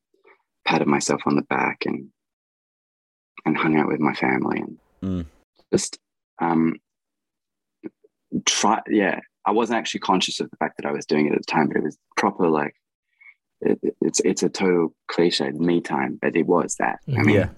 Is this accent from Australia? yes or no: yes; Australia; I'm a singer from Australia